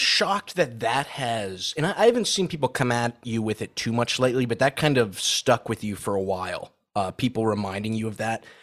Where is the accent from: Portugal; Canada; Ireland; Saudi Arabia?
Saudi Arabia; moved away; I grew up in Saudi